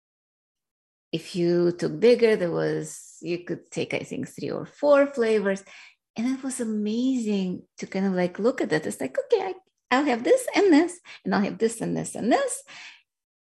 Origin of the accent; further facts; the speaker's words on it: Russia; now in United States; I grew up in Soviet Union, which was a communist Russia at that time